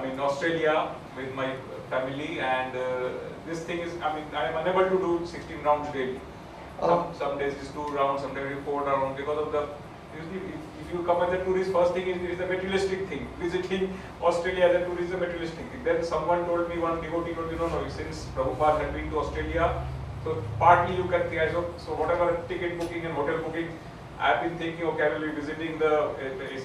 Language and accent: English; New Delhi, Delhi, India; I'm from India, in New Delhi. I'm staying there.